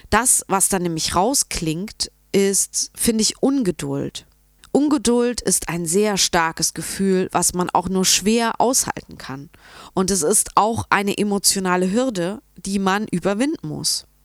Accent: Munich, Bavaria, Germany; ich komme aus München.

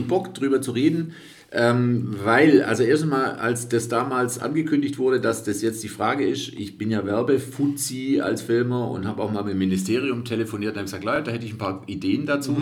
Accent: Reutlingen, Baden-Württemberg, Germany; accent: Swabian; Ich bin ja Schwabe, also ich bin ja damit aufgewachsen.

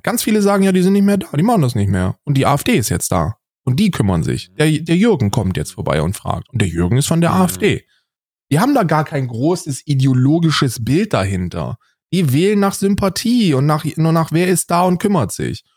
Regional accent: West Germany, Germany; bei uns im Westen

